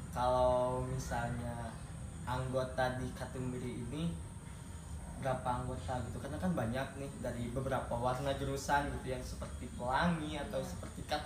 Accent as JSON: {"language": "Indonesian", "region": "Java", "country": "Indonesia", "said": "saya dari bukan dari Sunda ya iya. dari Jawa saya dari Jawa"}